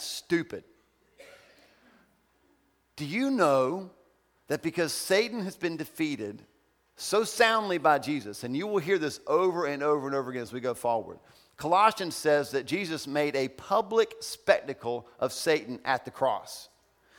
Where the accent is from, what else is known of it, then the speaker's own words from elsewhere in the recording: Ohio, United States; moved away; I'm from Ohio.